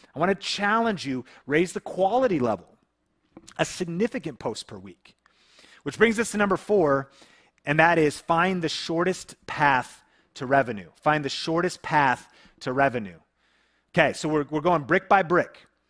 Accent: Seattle area, Washington, United States; a small town we grew up in together in the Seattle area

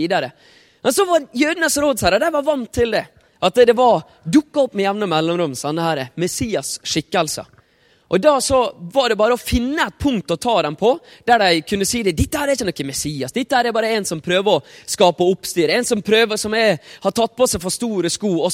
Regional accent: Ålesund, Møre og Romsdal, Norway; jeg er fra Ålesund.

